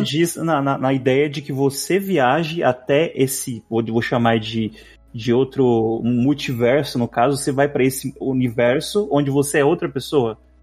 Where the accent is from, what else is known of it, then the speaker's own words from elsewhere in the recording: Brazil; sou brasileiro